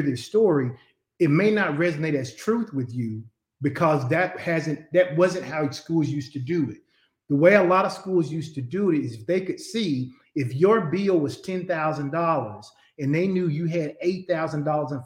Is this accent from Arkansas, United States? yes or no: yes; Conway, Arkansas, United States; I grew up in Conway. I went to UCA at first and I didn't live on campus